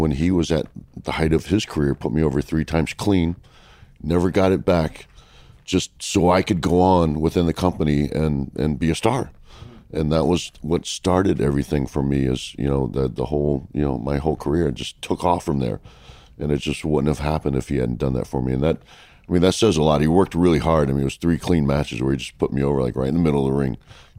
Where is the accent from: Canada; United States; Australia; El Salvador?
United States; Washington, District of Columbia; It's an anniversary show in my hometown